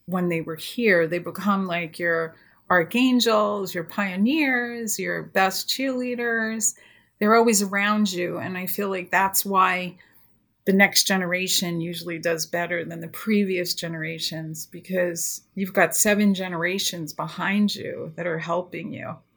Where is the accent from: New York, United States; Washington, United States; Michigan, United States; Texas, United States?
New York, United States; now in California, United States; I came to California from New York and I really loved horses.